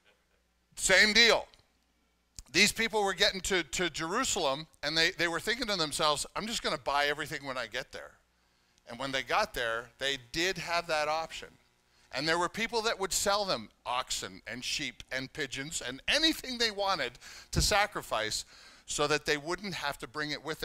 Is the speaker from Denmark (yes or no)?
no; Canada; now in United States; I'm Canadian